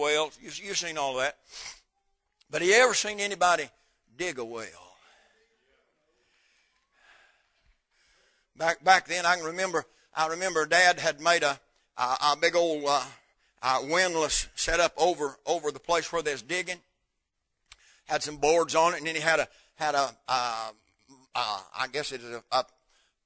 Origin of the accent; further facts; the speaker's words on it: North Carolina, United States; moved away; where I was raised up in North Carolina